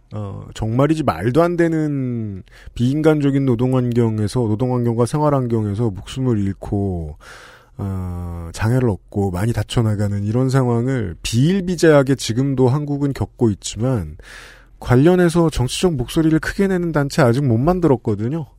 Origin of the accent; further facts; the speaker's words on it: Seoul, South Korea; 저는 서울 사람인데